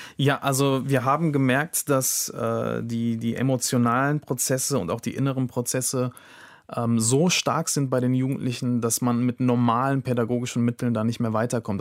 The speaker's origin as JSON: {"language": "German", "country": "Germany", "tie": "born or raised there", "said": "die hier geboren sind, die hier aufgewachsen sind, die einen deutschen Pass haben"}